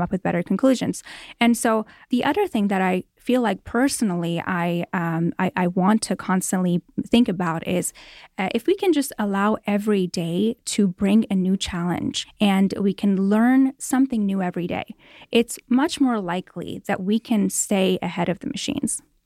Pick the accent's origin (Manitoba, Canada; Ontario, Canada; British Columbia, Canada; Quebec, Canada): Ontario, Canada; Toronto; moved away as an adult; now in Los Angeles, United States; I grew up in Toronto, Canada, and moved here about eleven years ago to Los Angeles